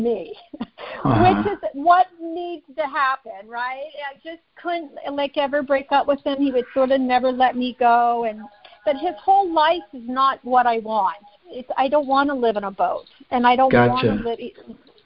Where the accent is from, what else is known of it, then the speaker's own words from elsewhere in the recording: Bay Area, California, United States; now in Los Angeles, United States; I'm originally from the Bay Area